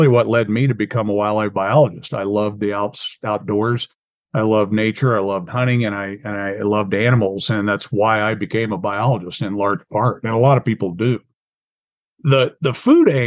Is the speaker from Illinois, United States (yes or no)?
yes; South Central Illinois, United States; moved away as an adult; also born or lived in Montana; we have turkeys and a lot of them in my hometown area, South Central Illinois